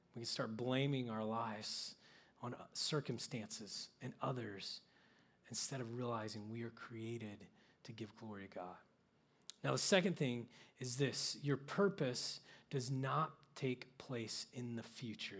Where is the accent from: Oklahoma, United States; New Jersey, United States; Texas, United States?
Oklahoma, United States; I grew up in Oklahoma where there's no lights and really no cities to speak